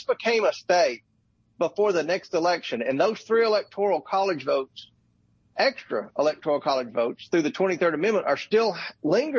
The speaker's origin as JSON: {"language": "English", "region": "Kentucky", "country": "United States", "tie": "born or raised there", "said": "my home state of Kentucky"}